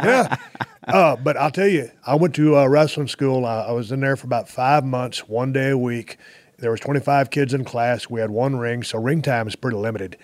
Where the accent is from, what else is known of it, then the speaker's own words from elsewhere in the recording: South Texas, United States; also born or lived in Austin, Texas / Victoria, Texas / Edna, Texas; growing up in South Texas